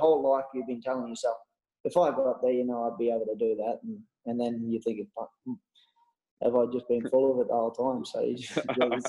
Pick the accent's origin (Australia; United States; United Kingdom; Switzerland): Australia; moved away; Just stuff that I grew up doing in Australia